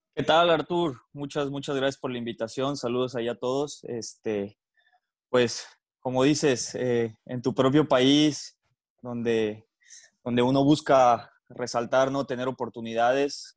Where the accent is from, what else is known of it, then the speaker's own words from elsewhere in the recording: Mexico; nosotros como mexicanos